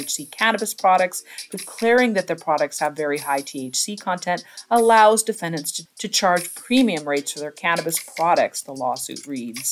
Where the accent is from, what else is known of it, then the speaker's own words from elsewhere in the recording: Washington, United States; I come from Washington State